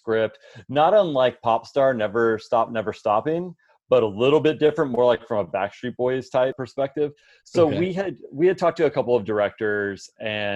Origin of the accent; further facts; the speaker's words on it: Houston, Texas, United States; we're both originally from Houston also.